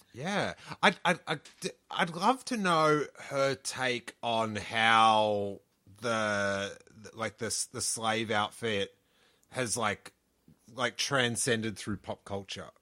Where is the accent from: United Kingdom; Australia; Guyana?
Australia; moved away as an adult; now in California, United States; from Aus-, where I grew up